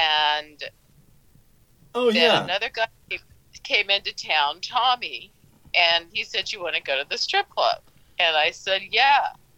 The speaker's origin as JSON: {"language": "English", "town": "St. Louis", "region": "Missouri", "country": "United States", "tie": "born or raised there", "moved": "yes", "said": "he's from my hometown of St. Louis."}